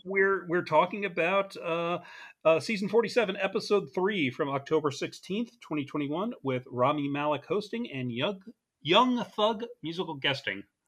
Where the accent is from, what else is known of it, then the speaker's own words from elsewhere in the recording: New Jersey, United States; two nerds from New Jersey.